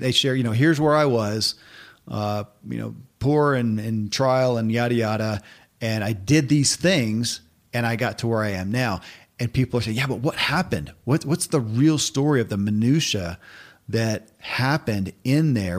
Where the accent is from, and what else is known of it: Kentucky, United States; born or raised there